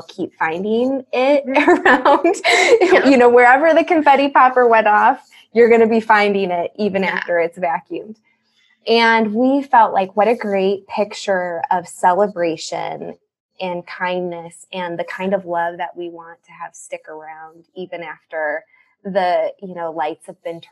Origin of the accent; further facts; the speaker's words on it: Chicago, Illinois, United States; I'm from the Chicago area, born and raised here